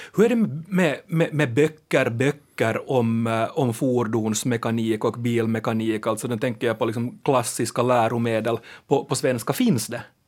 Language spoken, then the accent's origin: Swedish; Finland; Akku säger vi finlandssvenskar